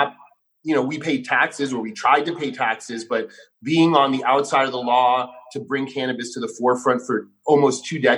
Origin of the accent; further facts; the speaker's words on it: New York City, New York, United States; I grew up punk rock in New York City.